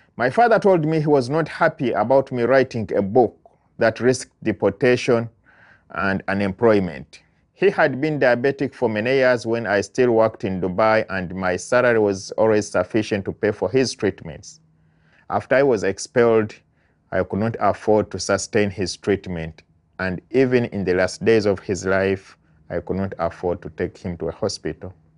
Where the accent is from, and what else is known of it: Uganda; moved away as an adult; now in United States